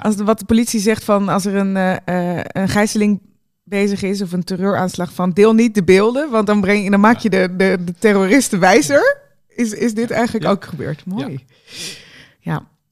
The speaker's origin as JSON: {"language": "Dutch", "country": "Netherlands", "said": "we daar nog als Nederlanders"}